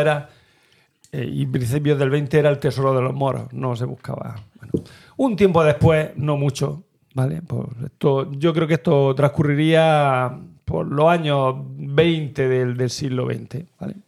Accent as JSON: {"language": "Spanish", "town": "Turre", "region": "Andalusia", "country": "Spain", "tie": "born or raised there", "said": "mi pueblo, de Turre"}